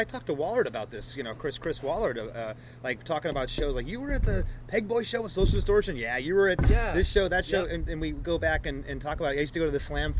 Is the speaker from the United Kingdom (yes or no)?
yes; England, United Kingdom; I'm from England, so I'm not racist.